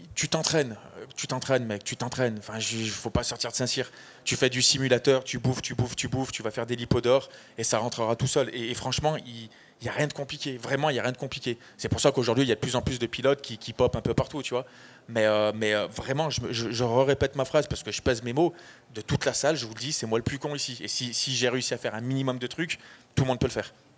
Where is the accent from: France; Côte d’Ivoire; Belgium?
Côte d’Ivoire; Je viens de Côte d'Ivoire